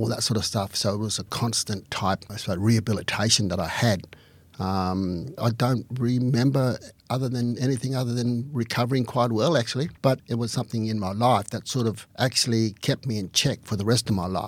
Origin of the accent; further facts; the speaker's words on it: Alice Springs, Northern Territory, Australia; also born or lived in Aldgate, South Australia; I was born in 1957, then 1958 we came back to Alice Springs